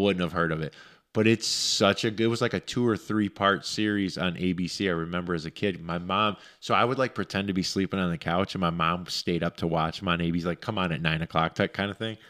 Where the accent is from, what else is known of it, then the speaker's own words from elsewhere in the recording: Romulus, Michigan, United States; growing up in Romulus, we had, we would go into the woods as kids all the time